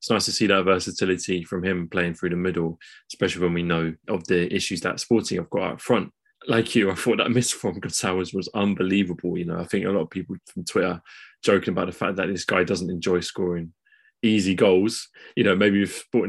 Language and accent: English; England, United Kingdom; as English guys